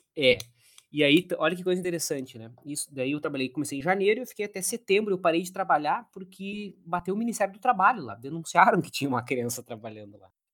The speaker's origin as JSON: {"language": "Portuguese", "town": "Caxias do Sul", "region": "Rio Grande do Sul", "country": "Brazil", "tie": "born or raised there", "said": "eu sou de Caxias do Sul, que é na Serra Gaúcha"}